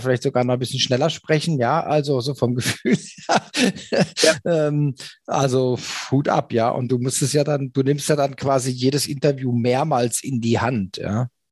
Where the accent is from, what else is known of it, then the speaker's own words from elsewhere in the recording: Germany; als Deutscher